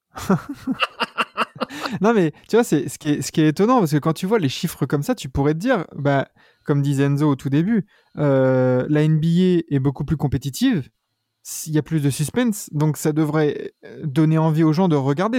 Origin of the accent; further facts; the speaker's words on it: France; nous on est français